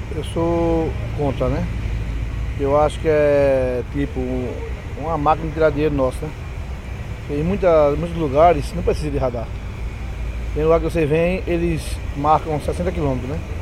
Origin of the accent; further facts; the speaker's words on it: Recife, Pernambuco, Brazil; eu sou de Recife